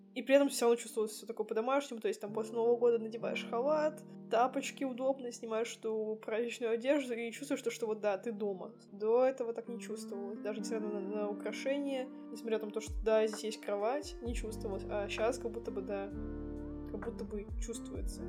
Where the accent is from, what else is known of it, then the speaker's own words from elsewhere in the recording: Saint Petersburg, Russia; moved away as an adult; also born or lived in Serbia; Я родилась в Санкт-Петербурге и жила там 21 год, потом переехала в Сербию.